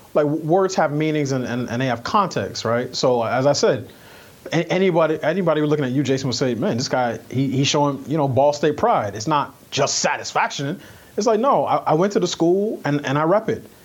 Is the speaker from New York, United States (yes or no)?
yes; New York, United States; I grew up in New York